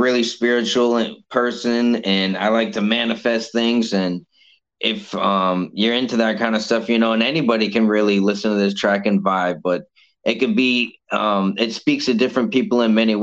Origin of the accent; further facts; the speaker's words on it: Cape Coral, Florida, United States; Cape Coral itself is like a retirement place